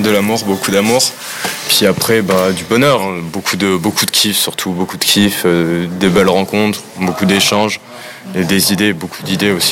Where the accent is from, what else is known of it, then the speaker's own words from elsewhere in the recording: Nancy, Grand Est, France; nous on vient de Nancy, on aime bien notre petite ville